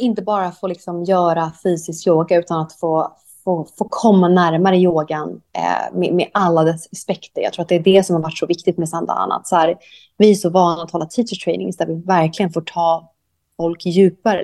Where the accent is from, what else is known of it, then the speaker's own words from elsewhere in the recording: Sweden; moved away as an adult; also born or lived in Thailand; now in Koh Samui, Thailand; jag är svensk ju